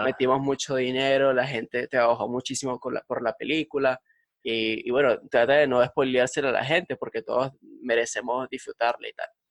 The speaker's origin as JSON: {"language": "Spanish", "town": "Valencia", "region": "Carabobo", "country": "Venezuela", "moved": "yes", "lives_now": "Madrid, Spain", "said": "nosotros, somos de Valencia, de Pro Valencia, Venezuela"}